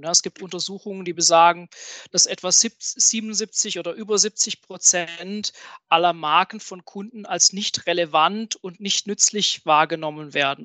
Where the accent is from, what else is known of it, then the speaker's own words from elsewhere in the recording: southwest Germany, Germany; ich komme hier aus dem Südwesten von Deutschland, ähm, bin dort zu Hause, wo der gute Wein wächst